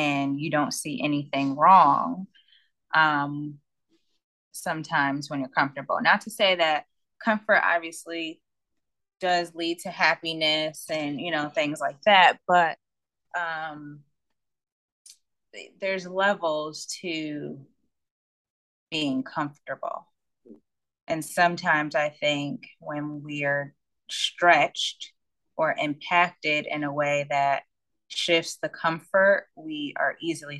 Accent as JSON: {"language": "English", "region": "Connecticut", "country": "United States", "also_born_or_lived": "New York / Washington State", "said": "from Connecticut, but I've lived in Washington State and I was born in New York"}